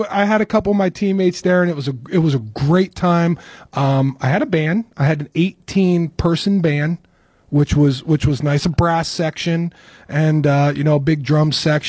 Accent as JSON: {"language": "English", "town": "York", "region": "Pennsylvania", "country": "United States", "tie": "born or raised there", "moved": "yes", "said": "I grew up in York."}